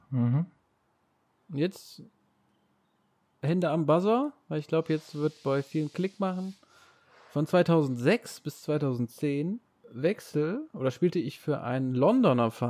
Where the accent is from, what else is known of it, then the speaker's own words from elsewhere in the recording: Görlitz, Saxony, Germany; born there; Ich meine, ich kann ja sagen, 79 äh, geboren in Görlitz.